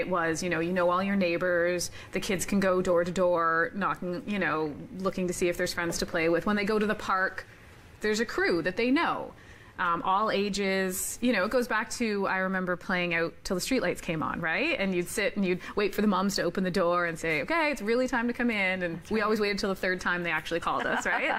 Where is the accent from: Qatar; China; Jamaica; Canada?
Canada; Waterloo, Ontario; moved away as an adult; I grew up in Waterloo